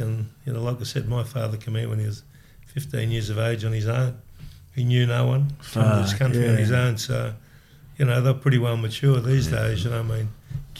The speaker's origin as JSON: {"language": "English", "town": "South Melbourne", "region": "Victoria", "country": "Australia", "tie": "born or raised there", "said": "In South Melbourne."}